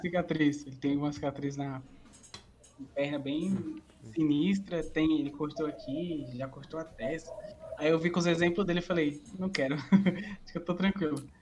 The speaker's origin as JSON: {"language": "Portuguese", "region": "São Paulo", "country": "Brazil", "moved": "yes", "said": "eu tenho 21 anos. Eu sou de São Paulo"}